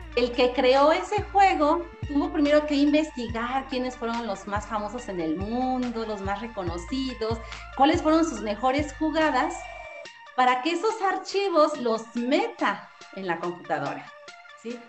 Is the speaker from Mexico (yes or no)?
yes; Mexico City, Mexico; soy de aquí de la Ciudad de México